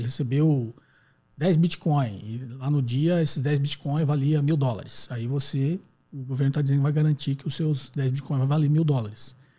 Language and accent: Portuguese; Guarulhos, São Paulo, Brazil; sou de Guarulhos, São Paulo